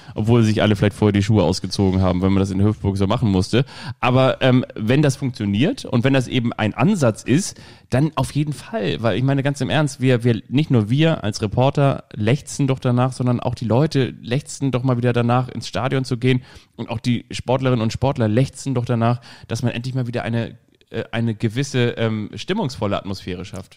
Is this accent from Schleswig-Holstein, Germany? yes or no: yes; Kiel, Schleswig-Holstein, Germany; now in Hamburg, Germany; Ich bin ja auch in Kiel aufgewachsen